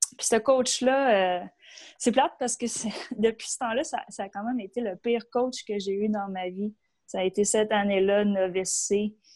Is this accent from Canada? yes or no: yes; Boisbriand, Quebec, Canada; j'ai grandi à Boisbriand, sur la rive nord. Donc, à quatre ans, on est déménagé